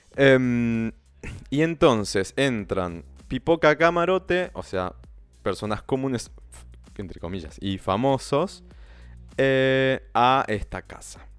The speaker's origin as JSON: {"language": "Spanish", "region": "northern Argentina", "country": "Argentina", "accent": "Argentine, northern", "said": "español con acento argentino eh, y, no, y, argentino más tirando al norte, porque yo soy del norte de Argentina"}